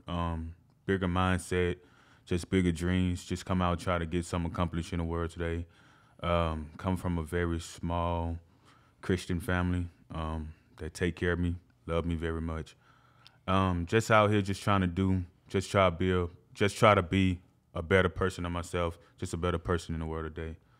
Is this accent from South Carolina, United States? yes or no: no; Ruston, Louisiana, United States; now in Portland, United States; a small kid from uh, Ruston, Louisiana, just came down here